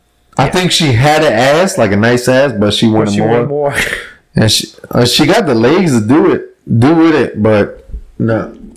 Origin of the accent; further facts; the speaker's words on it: New Jersey, United States; I'm from Jersey, bro.